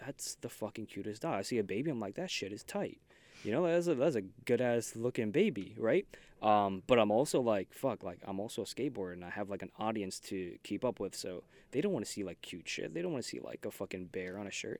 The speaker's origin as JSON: {"language": "English", "town": "New York City", "region": "New York", "country": "United States", "said": "I'm from Queens"}